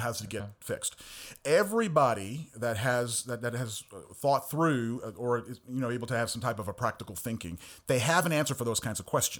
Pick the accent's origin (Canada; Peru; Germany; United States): United States; New York; born there; So, I come from a Caribbean background. My parents are Jamaican. I was born in New York. I'm the only American born in my family.